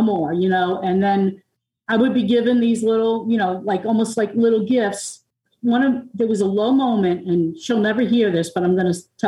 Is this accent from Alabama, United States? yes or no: no; Long Island, New York, United States; now in Tennessee, United States; I'm from Long Island